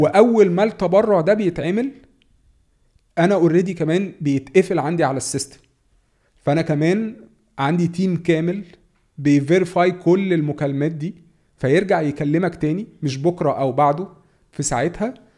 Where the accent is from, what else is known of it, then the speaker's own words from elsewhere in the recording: Egypt; احنا يعني كمصريين